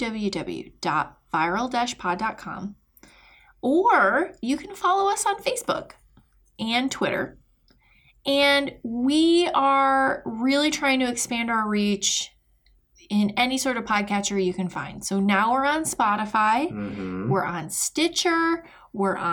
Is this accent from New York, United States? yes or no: no; Michigan, United States; now in St. Petersburg, United States; I'm originally from Michigan